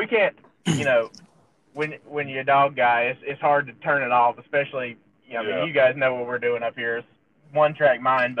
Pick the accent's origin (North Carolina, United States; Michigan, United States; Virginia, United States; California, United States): North Carolina, United States; Harkers Island; I'm born and raised in Harkers Island.